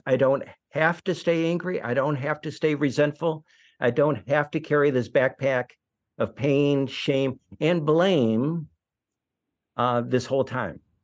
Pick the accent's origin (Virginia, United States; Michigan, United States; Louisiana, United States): Michigan, United States; Detroit; growing up in Detroit